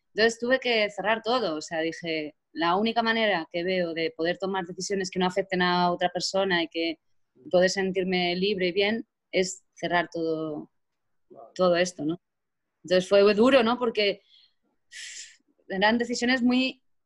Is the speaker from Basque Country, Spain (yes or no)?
no; Azuqueca de Henares, Castilla-La Mancha, Spain; yo soy de Azuqueca, en Azuqueca había solo la banda municipal